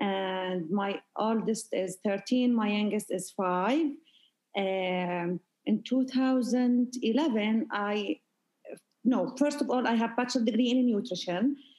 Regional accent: Jordan; moved away as an adult; also born or lived in United States; now in Al Ain, United Arab Emirates; I'm originally from Jordan. I married in 2006, and I went to the United States with my husband.

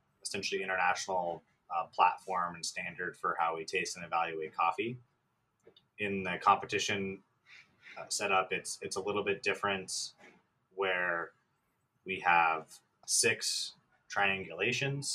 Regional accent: Escondido, California, United States; also born or lived in Santa Barbara; I'm from Escondido

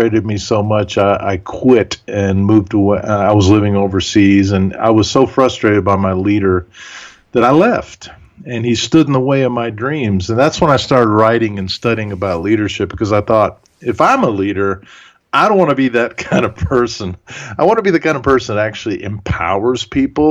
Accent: Huntsville, Alabama, United States; first language German; English is a second language; I was actually born and raised in Huntsville, Alabama.

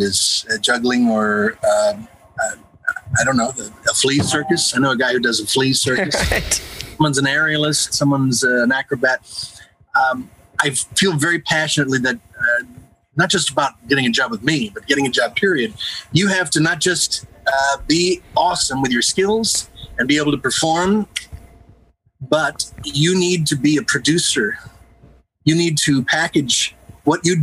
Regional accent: Northern New Jersey, United States; I grew up in New Jersey, Northern New Jersey, right outside of Manhattan

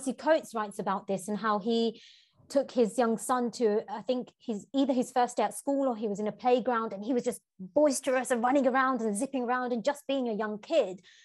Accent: London, United Kingdom; moved away as an adult; growing up in Tower Hamlets

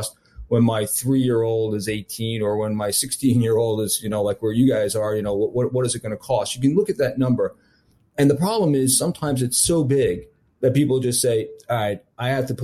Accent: New York, United States; I'm from New York

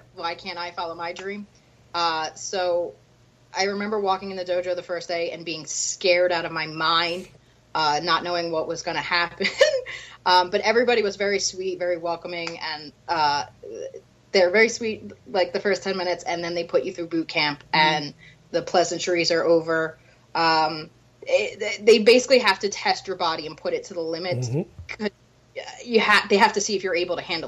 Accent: Philadelphia, Pennsylvania, United States; I'm from Philly

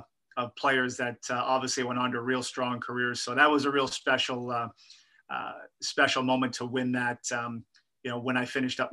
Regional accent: Winnipeg, Manitoba, Canada; moved away as an adult; also born or lived in Thompson, Manitoba / Selkirk, Manitoba; Yeah, I was born in Thompson, Manitoba. My dad worked, there's a nickel mine up in Thompson, Manitoba. My dad worked there. My parents came from Belfast, Northern Ireland to Canada in the late 60s.

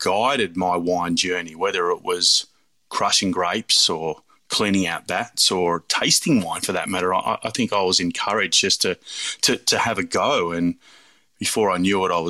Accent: New South Wales, Australia; I was born and raised in the Hunter Valley. So, yeah, I grew up, you know, picking grapes at Tyrrells or stomping grapes at Lakes Folly.

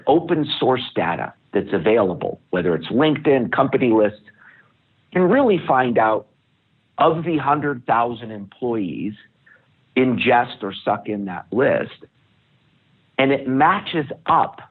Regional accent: United States; as an American

